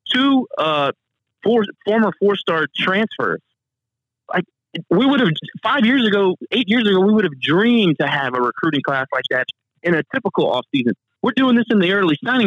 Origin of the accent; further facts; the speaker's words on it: Lafayette, Louisiana, United States; I'm from Lafayette. This school educated me and this town raised me.